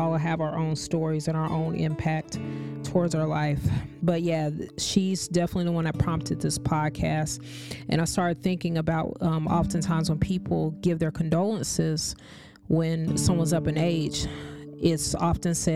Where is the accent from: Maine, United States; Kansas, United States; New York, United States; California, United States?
Kansas, United States; now in Florida, United States; I grew up in Kansas, but I would spend my holidays and summers here in Florida